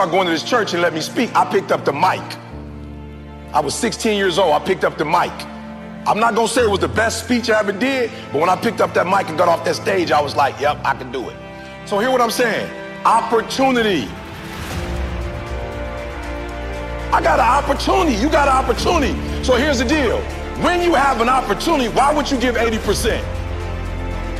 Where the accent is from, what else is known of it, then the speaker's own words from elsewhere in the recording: Chicago, Illinois, United States; I'm from Chicago, South Side